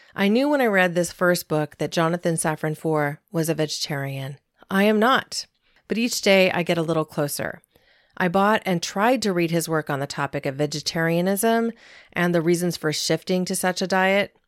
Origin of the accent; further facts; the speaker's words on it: Southern Oregon, United States; There were many family farms where I grew up in Southern Oregon